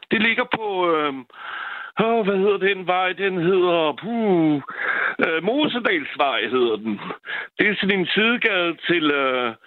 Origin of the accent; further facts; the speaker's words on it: France; Danish is a second language; now in Valby, Denmark; Nu er jeg franskmand, ikke?